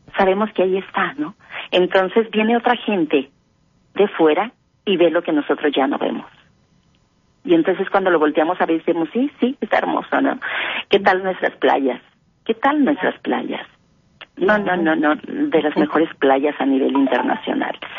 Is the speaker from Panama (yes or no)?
no; Mexico; que somos mexicanos